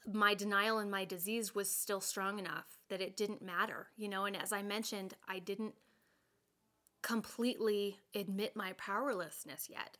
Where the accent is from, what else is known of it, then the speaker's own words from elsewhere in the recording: Colorado, United States; I grew up in in Colorado.